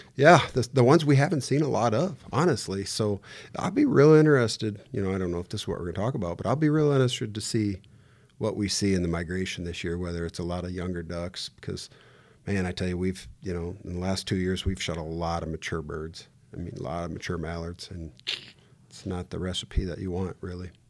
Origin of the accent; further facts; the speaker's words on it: Davenport, Iowa, United States; I grew up on the Mississippi, like Davenport, Iowa